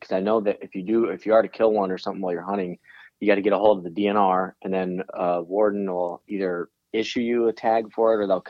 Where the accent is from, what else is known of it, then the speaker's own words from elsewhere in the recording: Montana, United States; So we grew up in Montana is where me and Warren primarily, I was born in Montana.